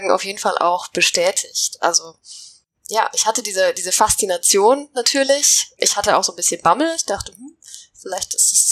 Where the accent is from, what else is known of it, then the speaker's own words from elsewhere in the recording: Finland; also born or lived in Ecuador; Also ich bin tatsächlich in Finnland aufgewachsen, habe dann eine Zeit lang